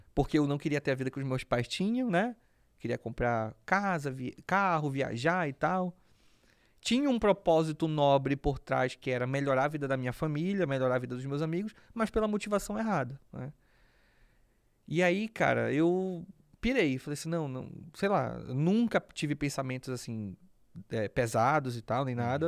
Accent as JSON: {"language": "Portuguese", "town": "Belém", "region": "Pará", "country": "Brazil", "tie": "born or raised there", "moved": "yes", "said": "Então eu cresci num, num bairro periférico de Belém"}